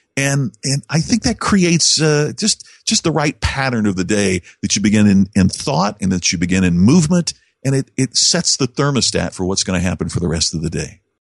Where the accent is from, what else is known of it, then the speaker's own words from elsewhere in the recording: Indiana, United States; my hometown in Indiana